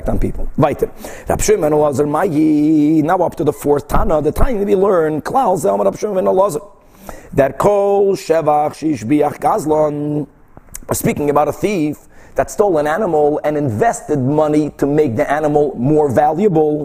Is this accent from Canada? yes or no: no; Brazil; moved away; when I was growing up in Brazil